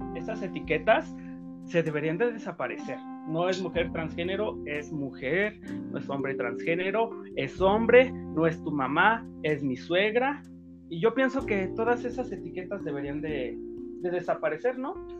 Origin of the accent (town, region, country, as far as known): Mexico